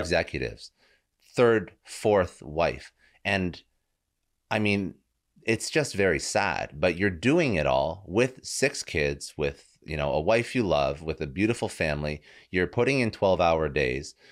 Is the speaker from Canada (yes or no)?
yes; Toronto, Ontario, Canada; now in South Florida, United States; I was originally from Toronto, moved down to South Florida